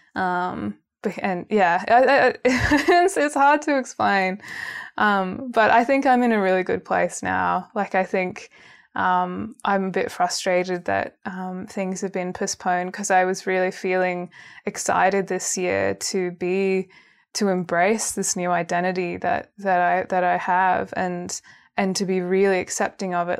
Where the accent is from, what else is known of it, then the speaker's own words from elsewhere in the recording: Canberra, Australian Capital Territory, Australia; moved away as an adult; also born or lived in Sydney; now in Melbourne, Australia; I grew up in Canberra, moved to Sydney, And then I've, now I've been in Melbourne for three years